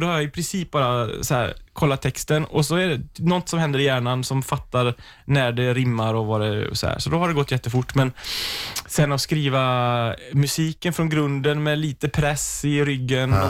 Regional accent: Sweden; som svensk

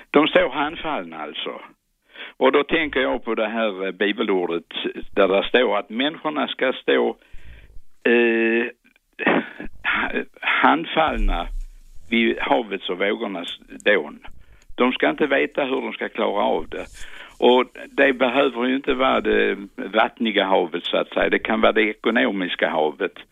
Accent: Skåne, Sweden; Jag, skry, jag är skåning, men jag skryter aldrig.

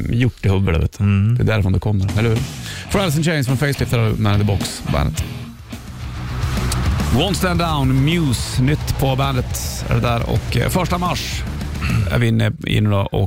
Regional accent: Ukraine; Jag kommer från Ukraina.

